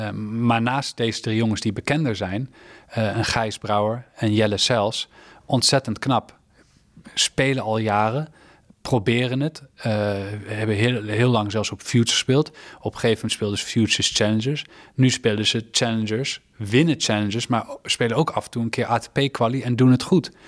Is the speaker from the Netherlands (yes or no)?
yes; Netherlands; als Nederlander